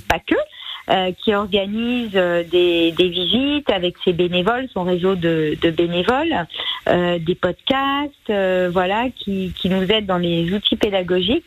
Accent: Auvergne-Rhône-Alpes, France; quand j'étais petite, j'habitais en Auvergne dans une zone très rurale

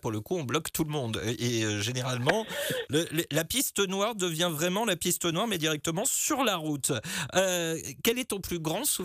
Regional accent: the South, south of France, France; je viens du Sud

